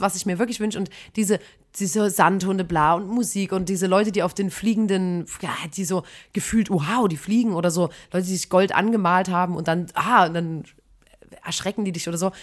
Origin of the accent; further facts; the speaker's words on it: Chemnitz, Saxony, Germany; ich komme aus Chemnitz